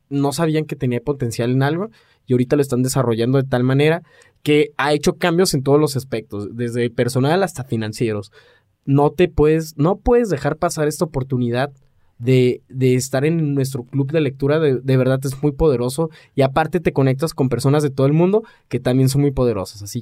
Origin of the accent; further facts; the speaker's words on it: Aguascalientes, Mexico; Les recordamos que somos de México, para los que son nos escuchan de Alaska. Ajá. Y específicamente de una pequeña ciudad que se llama Aguascalientes.